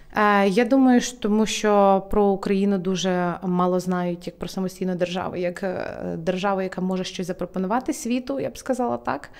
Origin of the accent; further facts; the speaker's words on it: Ukraine; also born or lived in United Kingdom; як українка, я е, працюю зараз над тим, аби Україна ставала тією країною